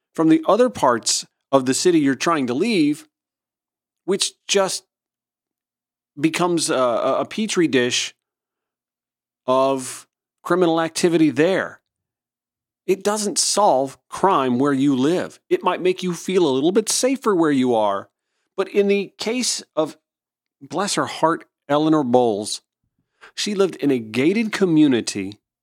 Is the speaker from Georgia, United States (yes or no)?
yes; Augusta, Georgia, United States; also born or lived in Atlanta; my hometown out in Augusta, Georgia